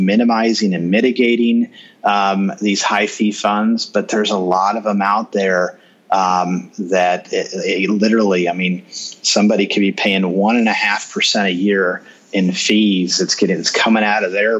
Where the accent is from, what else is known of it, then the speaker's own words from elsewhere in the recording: Kansas City, Missouri, United States; I'm in Kansas City, and American Century is in my hometown